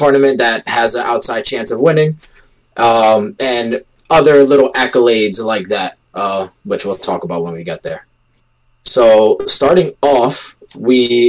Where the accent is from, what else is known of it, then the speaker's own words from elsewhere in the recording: United States; born in America, Portuguese family